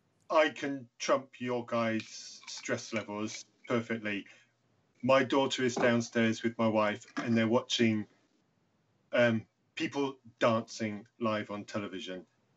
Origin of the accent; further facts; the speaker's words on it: United Kingdom; I'm British